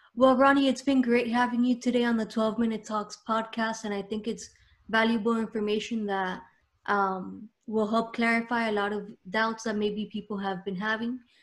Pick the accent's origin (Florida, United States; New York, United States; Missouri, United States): Florida, United States; Miami; myself, I was born here